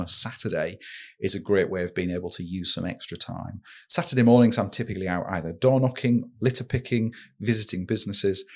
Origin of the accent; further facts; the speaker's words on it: Saltburn-by-the-Sea, North East England, United Kingdom; growing up in Saltburn, uh, we lived in Emerald Street